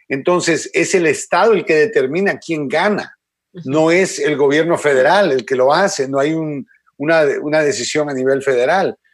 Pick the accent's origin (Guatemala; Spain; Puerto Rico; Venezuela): Guatemala; born there; yo no entiendo cómo alguien puede observar, en, ya sea de Guatemala, donde nací yo, ya sea en cualquier país en Latino y Suramérica que ha visto dictadores